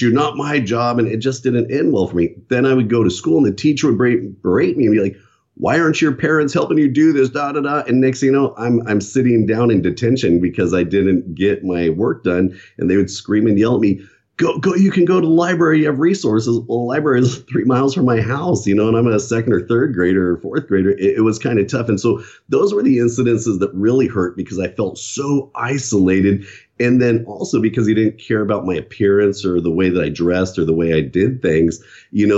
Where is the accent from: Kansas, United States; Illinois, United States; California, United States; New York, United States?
California, United States; Southern; also born or lived in San Bernardino, California; I was born in San Bernardino, California, and I have one sister.